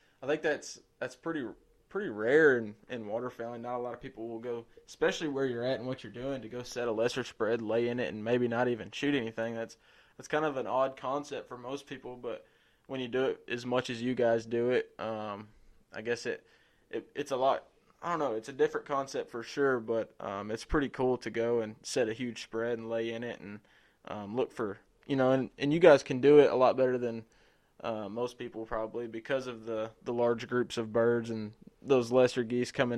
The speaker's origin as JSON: {"language": "English", "region": "Arkansas", "country": "United States", "said": "I'm being from Arkansas"}